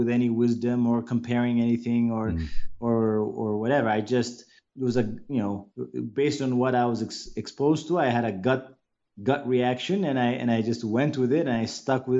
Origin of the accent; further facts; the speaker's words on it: Addis Ababa, Ethiopia; first language English; also born or lived in United States; I basically grew up in Addis and small areas within Addis